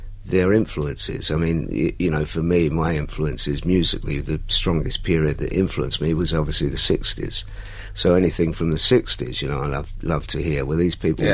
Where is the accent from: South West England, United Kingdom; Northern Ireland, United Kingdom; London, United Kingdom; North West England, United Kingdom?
London, United Kingdom; I come from West Ham